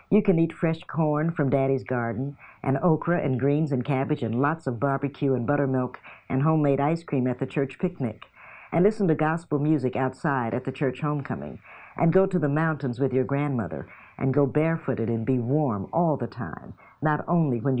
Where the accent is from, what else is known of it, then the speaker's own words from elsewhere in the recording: Knoxville, Tennessee, United States; I'm from Knoxville, so we're only four hours.